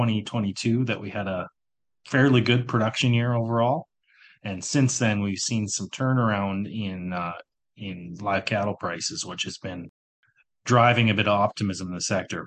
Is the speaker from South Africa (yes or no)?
no; Miami, Manitoba, Canada; also born or lived in Winnipeg; my hometown is near Miami